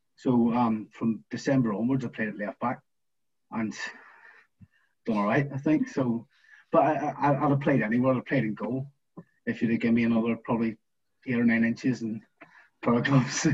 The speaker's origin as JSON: {"language": "English", "town": "Belfast", "region": "Northern Ireland", "country": "United Kingdom", "tie": "born or raised there", "moved": "yes", "said": "I'm from East Belfast, where the Glens are"}